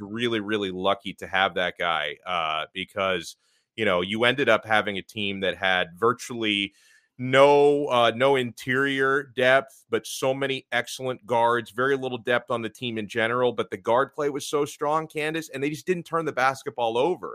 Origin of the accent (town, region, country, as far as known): Miami, Florida, United States; born or raised there